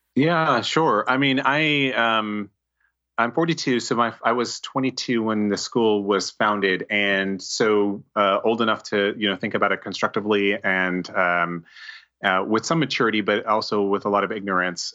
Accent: New Jersey, United States; also born or lived in New York City / Montclair / North Caldwell / Boonton Township; I was born in New York City, um, uh, Columbia University Hospital, and, um, you know, grew up in, um, New Jersey m, most of my life, uh, Montclair

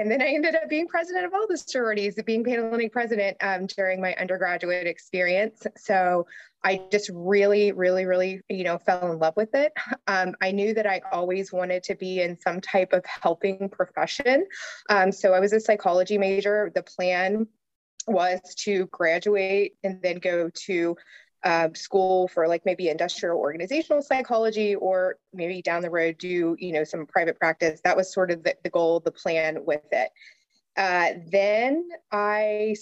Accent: Newport, Kentucky, United States; I was born in Northern Kentucky. I grew up in Newport, Kentucky

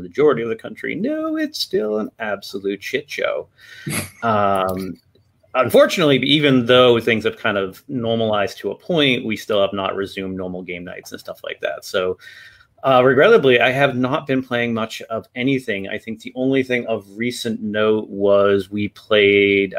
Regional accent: United States; I'm from America

